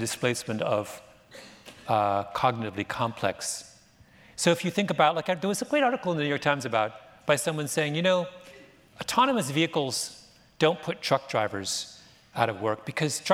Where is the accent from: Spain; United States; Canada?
Canada; moved away; I'm Canadian